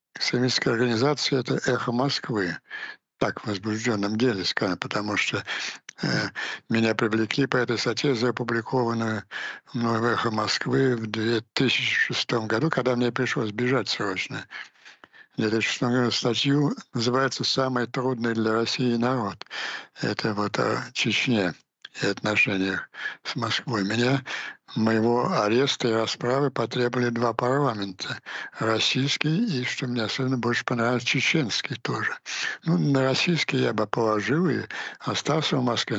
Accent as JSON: {"language": "Russian", "country": "Ukraine", "said": "просто как украинец"}